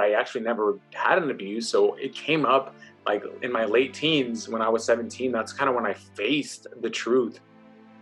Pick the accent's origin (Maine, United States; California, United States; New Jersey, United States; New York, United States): California, United States; Oakland; me growing up in Oakland, California, in the East Oakland